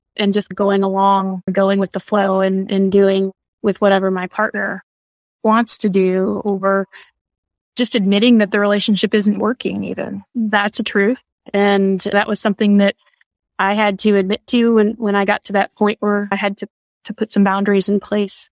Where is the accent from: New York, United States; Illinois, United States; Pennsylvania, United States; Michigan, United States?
Michigan, United States; now in Texas, United States; I'm originally from Michigan